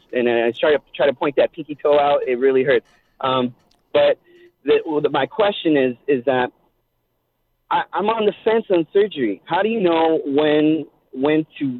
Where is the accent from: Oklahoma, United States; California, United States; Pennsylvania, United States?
California, United States; East Los Angeles; now in Murrieta, United States; I grew up in East Los Angeles